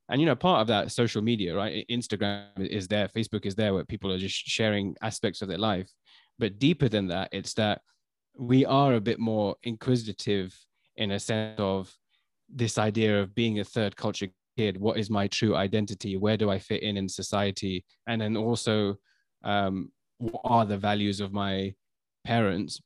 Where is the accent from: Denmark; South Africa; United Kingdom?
United Kingdom; London; also born or lived in China; I was born in London